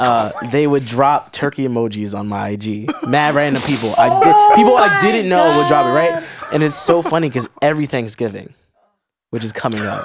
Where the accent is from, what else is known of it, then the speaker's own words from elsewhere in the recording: New York City, New York, United States; also born or lived in Harlem, New York City; So I was born in Harlem, raised in the Bronx, and then right now I'm the Upper East Side.